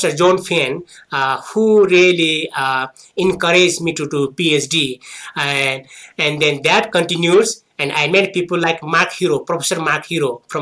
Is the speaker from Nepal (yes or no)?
yes; Nepal; moved away as an adult; also born or lived in New Zealand / Australia; I went back to my home country in Nepal.